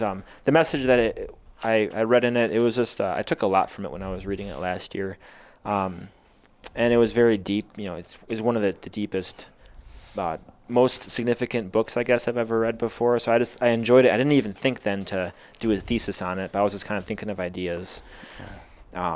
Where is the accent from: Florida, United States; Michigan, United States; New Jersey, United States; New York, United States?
Michigan, United States; Chesaning; moved away as an adult; also born or lived in Willmar, Minnesota; now in Wisconsin, United States; Then he took a call when I was, I think, around four years old to Chesaning, Michigan. And that's where I grew up